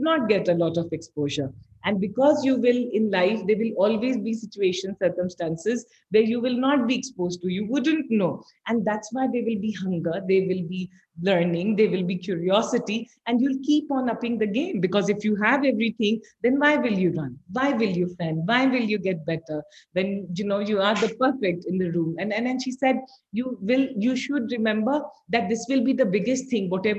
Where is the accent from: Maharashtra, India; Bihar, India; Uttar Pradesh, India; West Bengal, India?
Bihar, India; moved away as an adult; also born or lived in Patna / Bombay; now in Bangalore, India; I grew up in Bihar